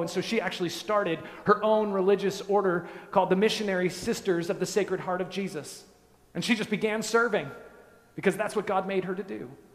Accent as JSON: {"language": "English", "area": "just west of Denver", "region": "Colorado", "country": "United States", "tie": "born or raised there", "moved": "yes", "said": "I grew up in Colorado, just west of Denver, in the mountains"}